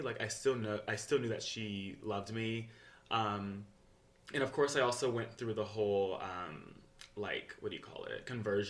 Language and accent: English; Gwinnett County, Georgia, United States; I grew up in Georgia, 45 minutes north of Atlanta. Not really a small town. It's Gwinnett County, so it's more like the suburbs.